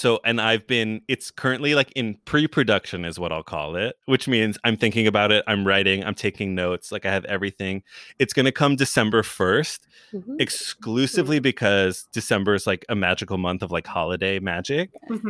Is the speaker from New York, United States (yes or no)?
yes; New York City, New York, United States; now in Los Angeles, United States; I'm from New York, lived in New York, went to college for a second in New York, worked in New York before I moved to LA.